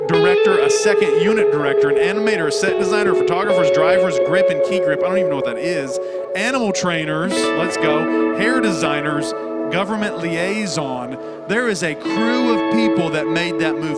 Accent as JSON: {"language": "English", "region": "the South", "country": "United States", "said": "We're from the South"}